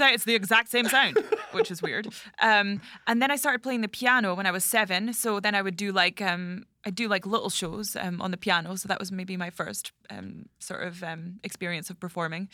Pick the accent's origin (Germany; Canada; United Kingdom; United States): United Kingdom; Scottish Highlands, Scotland; moved away; I'm from the Highlands